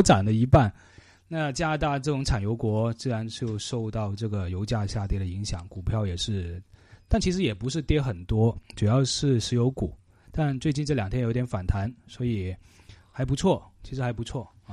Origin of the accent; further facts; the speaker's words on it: Canada; now in Vancouver, Canada; 对我们加拿大人来说是涨价了